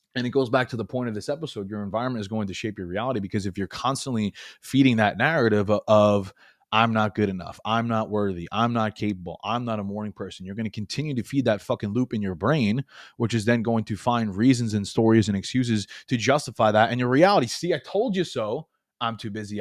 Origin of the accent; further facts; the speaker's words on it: New York, United States; moved away as an adult; now in Florida, United States; I was born and raised in New York, and I moved from New York to Florida a couple years ago